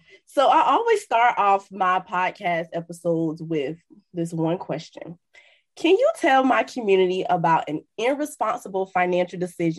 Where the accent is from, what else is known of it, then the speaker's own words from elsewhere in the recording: Miami, Florida, United States; So like you said, I'm from Miami. Miami is flashy.